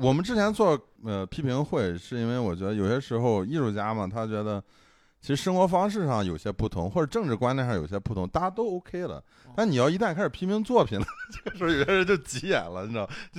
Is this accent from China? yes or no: yes; China; 不像我们中国人，可能这会儿我偏左，那会儿我偏右，